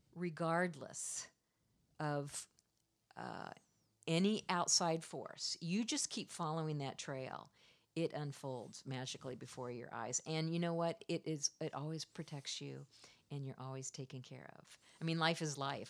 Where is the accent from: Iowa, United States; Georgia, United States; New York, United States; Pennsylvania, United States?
Iowa, United States; also born or lived in Florida; now in Washington, United States; I'm from the Midwest. I grew up uh, in Iowa